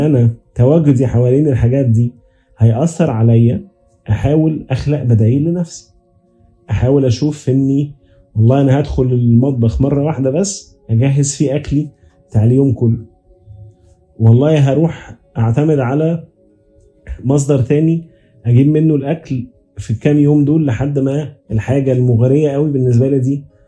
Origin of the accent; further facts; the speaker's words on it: Egypt; عندنا كمصريين